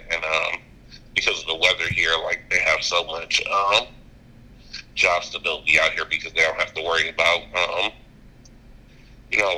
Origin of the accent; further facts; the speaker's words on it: Detroit, Michigan, United States; now in Arizona, United States; I'm originally from Detroit.